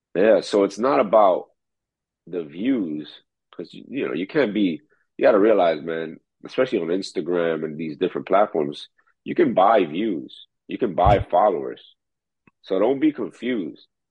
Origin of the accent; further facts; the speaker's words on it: New York City, New York, United States; also born or lived in Dominican Republic; the same neighborhood I was raised in Corona, Queens